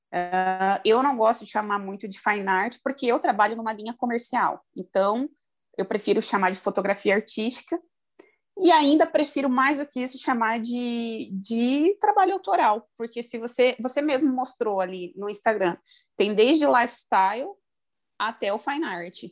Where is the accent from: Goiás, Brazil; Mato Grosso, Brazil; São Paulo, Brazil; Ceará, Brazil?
Mato Grosso, Brazil; Primavera do Leste; also born or lived in Rio Grande do Sul; eu moro no Mato Grosso, no interior, sou de Primavera do Leste. Na verdade, eu sou do Rio Grande do Sul também